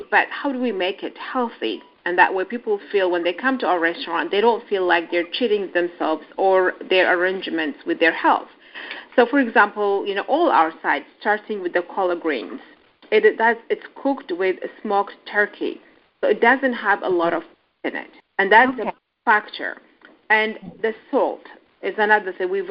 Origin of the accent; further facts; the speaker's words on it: Addis Ababa, Ethiopia; also born or lived in Kenya; I'm an Ethiopian.